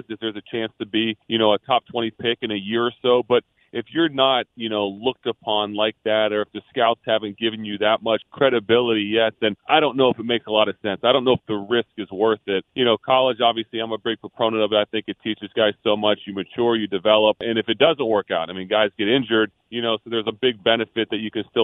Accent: Philadelphia, Pennsylvania, United States; growing up in Philly

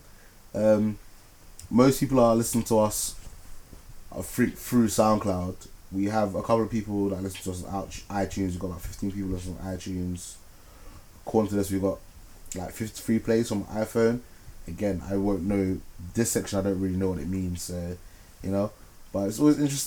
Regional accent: Ghana; now in London, United Kingdom; from my home country, Ghana

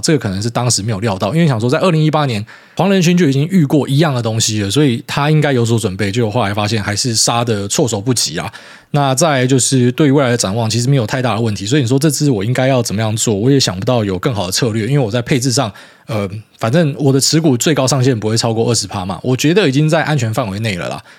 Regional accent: Taiwan; 我们台湾人

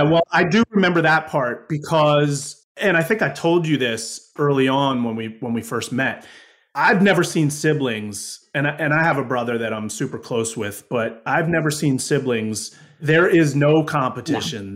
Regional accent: Woodstock, New York, United States; I grew up in Woodstock, New York

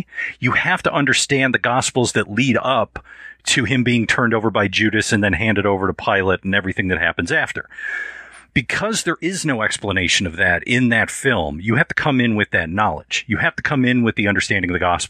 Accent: United States; being an American, being a westernized, you know, white Anglo person

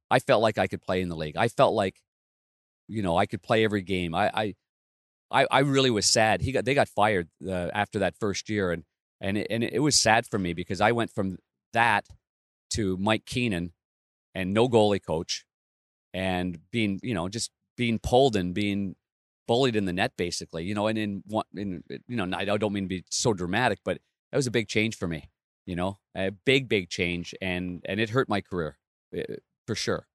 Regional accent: Ottawa, Ontario, Canada; I grew up in Ottawa, but Nepean is a, a, just a west suburb

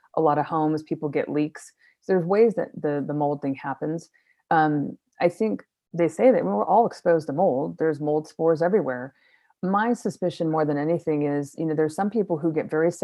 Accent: Florida, United States; also born or lived in Chicago; now in Colorado, United States; I grew up in Florida

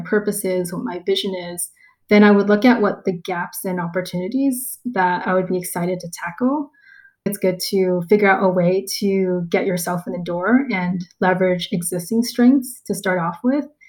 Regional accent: Los Angeles, California, United States; moved away as an adult; also born or lived in San Francisco / New York; now in Southeast Asia; I grew up in a pretty small neighborhood in Los Angeles

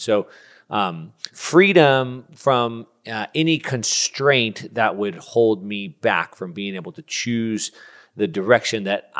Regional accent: United States; From an American to a Canadian here

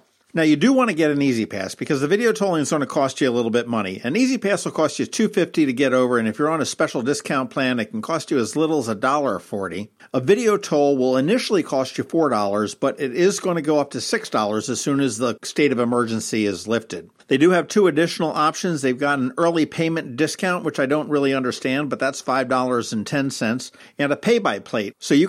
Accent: Philadelphia, Pennsylvania, United States; now in Annapolis, United States; we're both from Philadelphia. We're both about the same age

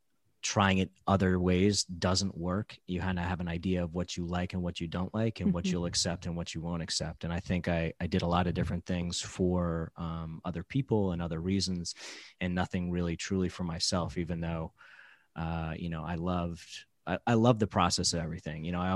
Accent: New York, United States; now in South Florida, United States; So I'm originally from New York, came down here to South Florida for an opportunity

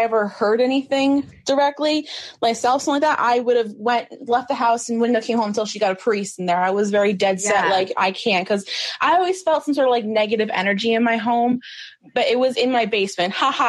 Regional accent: New York, United States; I'm from New York, by the way.

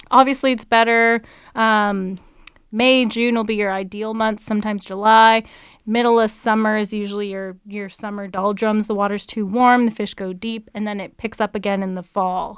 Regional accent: Delta, British Columbia, Canada; I grew up in North Delta

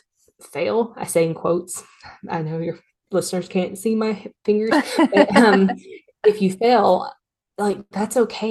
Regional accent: Tennessee, United States; I'm from Tennessee

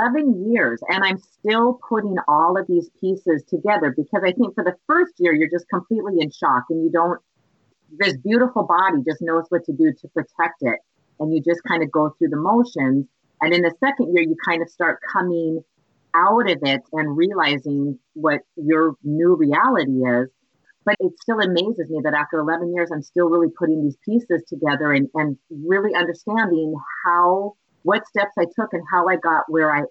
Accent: Montana, United States; moved away as an adult; now in Minnesota, United States; I grew up right in the Rocky Mountains

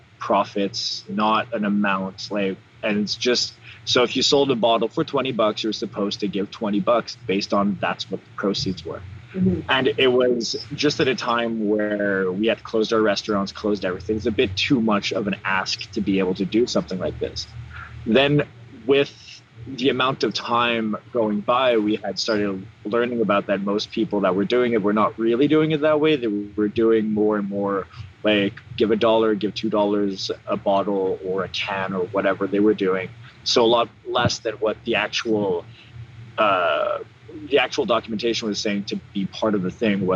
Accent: Laurentians, Quebec, Canada; moved away as an adult; now in Montreal, Canada; I come from the Laurentians, I come from the country, there's a complete lack of diversity over there

